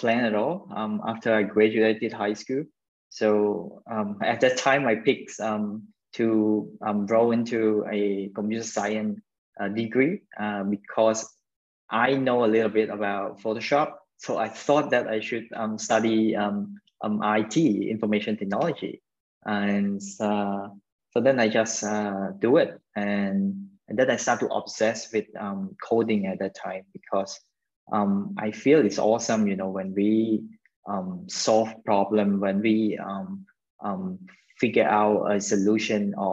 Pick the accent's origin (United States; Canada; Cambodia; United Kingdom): Cambodia; Phnom Penh; I was born in Phnom Penh City. And raised in Phnom Penh City, Cambodia as well